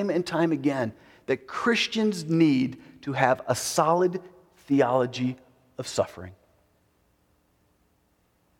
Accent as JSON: {"language": "English", "country": "United States", "said": "as an American"}